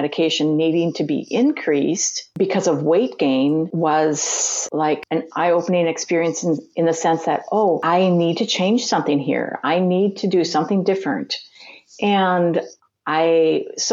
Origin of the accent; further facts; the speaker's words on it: Minnesota, United States; I'm from Minnesota